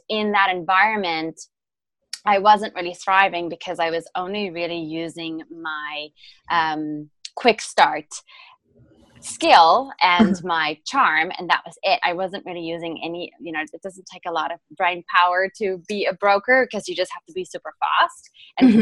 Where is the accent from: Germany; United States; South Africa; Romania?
South Africa; English is a second language; moved away as an adult; also born or lived in London; so I am originally from South Africa and um, I was born and raised there, and then I moved to um, London after I graduated from the University of Stellenbosch